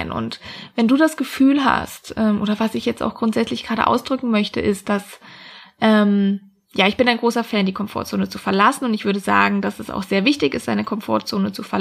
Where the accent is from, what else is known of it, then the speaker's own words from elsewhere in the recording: Freiburg, Baden-Württemberg, Germany; Ich wollte eigentlich immer in meiner Heimat, das ist Freiburg im schönen Süden von Deutschland, bleiben.